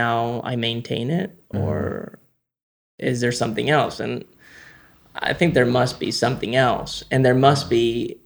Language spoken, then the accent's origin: English; Spain; we grew up in Spain